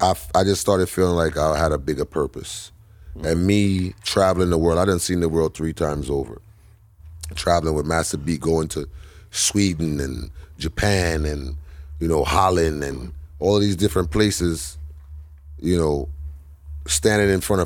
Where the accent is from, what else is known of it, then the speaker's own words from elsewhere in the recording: Buxton, Guyana; Yeah, I'm from Buxton, apparently. From Buxton, buddy.